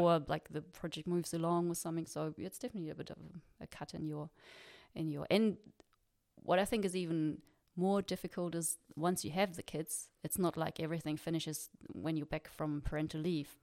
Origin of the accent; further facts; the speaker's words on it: Freiburg, Baden-Württemberg, Germany; moved away as an adult; also born or lived in New Zealand; I'm from Freiburg